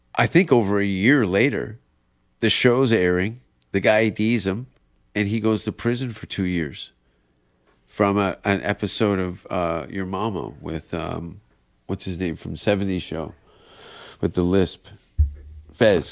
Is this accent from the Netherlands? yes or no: no; Canada; moved away; as a Canadian